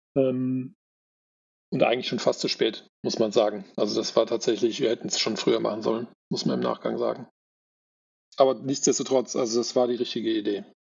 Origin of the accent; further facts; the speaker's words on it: Bonn, North Rhine-Westphalia, Germany; moved away; ich komme ja eigentlich aus NRW, aus Bonn